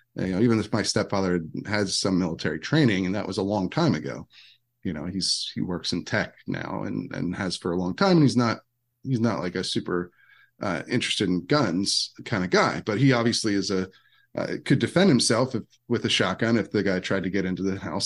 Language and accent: English; Downingtown, Pennsylvania, United States; now in Virginia, United States; I grew up in, in Downingtown, Pennsylvania